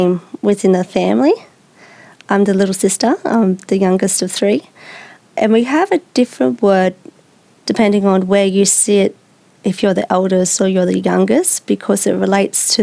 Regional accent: Biripi country, New South Wales, Australia; I'm from Biripi country

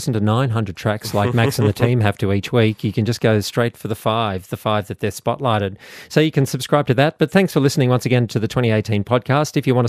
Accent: Adelaide, South Australia, Australia; You're going to have a certain amount of anger of being born and bred in Adelaide where, you know, not only do people make jokes about Adelaide

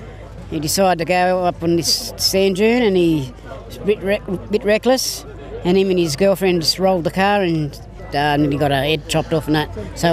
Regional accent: Karuah, New South Wales, Australia; At Karua. I lived there all my life.

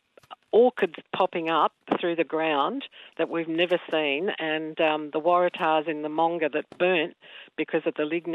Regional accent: Sydney, New South Wales, Australia; moved away as an adult; now in Mogo, Australia; I grew up in Sydney on the East Hills line and moved out of the big smoke to the little smoke to teach

